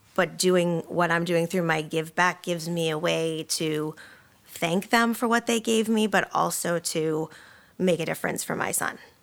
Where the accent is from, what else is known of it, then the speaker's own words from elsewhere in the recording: Boston, Massachusetts, United States; moved away; I'm from Boston originally.